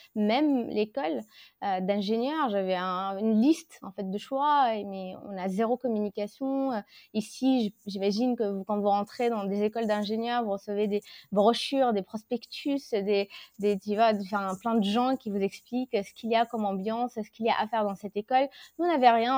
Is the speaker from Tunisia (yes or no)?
yes; Tunisia; moved away as an adult; now in France; Je suis tunisienne, euh, donc j'ai vécu la majorité de ma vie là-bas.